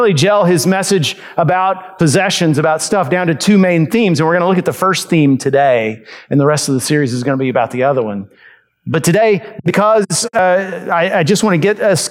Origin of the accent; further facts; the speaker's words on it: United States; we as American Christians